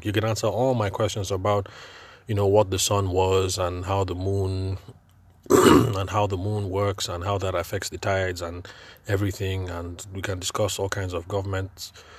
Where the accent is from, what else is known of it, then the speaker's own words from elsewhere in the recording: Nigeria; I'm Nigerian and I'm podcasting from Nigeria